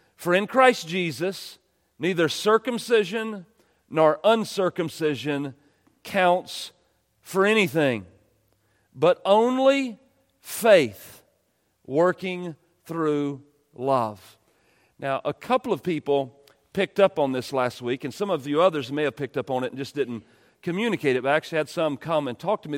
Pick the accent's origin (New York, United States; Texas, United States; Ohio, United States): Texas, United States; East; I was born in East Texas and I'm white